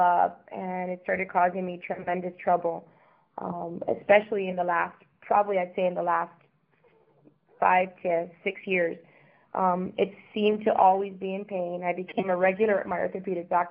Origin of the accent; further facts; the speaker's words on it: Miami, Florida, United States; also born or lived in Havana, Cuba / Europe / Caribbean; moved to Miami at the age of five where I grew up